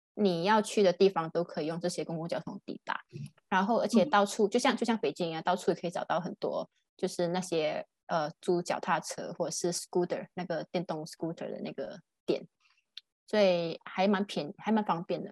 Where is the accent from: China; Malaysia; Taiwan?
Malaysia; now in Germany; 我现在在新加坡，然后我来自马来西亚柔佛马耶波